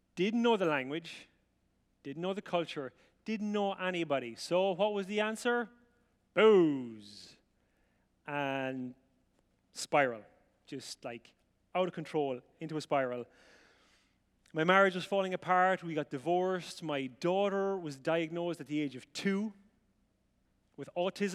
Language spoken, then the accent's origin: English; County Offaly, Ireland; moved away; I grew up in rural Ireland in a place called County Offaly, which is in the Republic, and it's right in the middle.